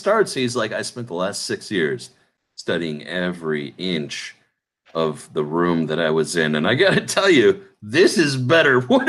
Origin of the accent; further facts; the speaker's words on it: Minnesota, United States; I grew up in Minnesota